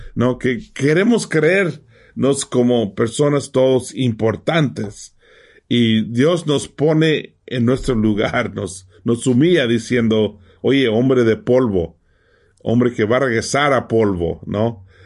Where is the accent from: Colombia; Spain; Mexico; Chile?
Mexico; moved away; ¿dónde naciste? Tenía que decir México